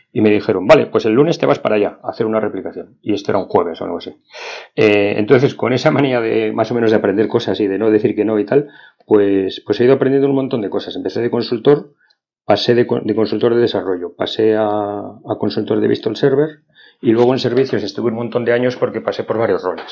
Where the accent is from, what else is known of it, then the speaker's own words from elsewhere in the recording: Madrid, Community of Madrid, Spain; yo soy de Madrid, como bien dice mi acento, aunque yo no lo noto, pero sí de aquí de Madrid. No tengo pueblo